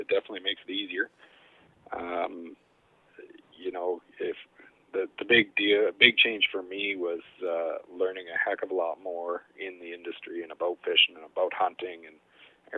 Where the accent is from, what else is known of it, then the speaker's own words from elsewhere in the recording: Chilliwack, British Columbia, Canada; now in Lone Butte, Canada; I grew up in Chilliwack. My parents owned a dairy farm